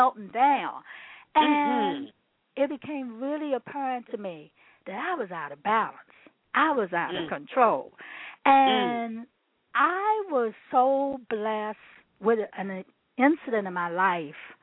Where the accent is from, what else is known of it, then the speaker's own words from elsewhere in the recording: Washington, District of Columbia, United States; I grew up in Washington, D.C., had a pretty happy, healthy growing up experience.